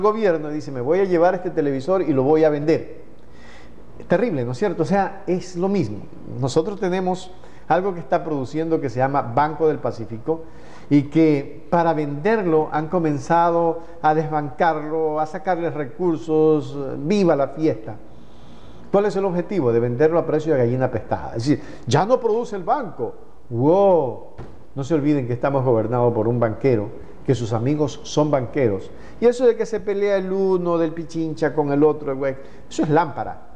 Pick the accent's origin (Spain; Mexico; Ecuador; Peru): Ecuador; somos todos los ecuatorianos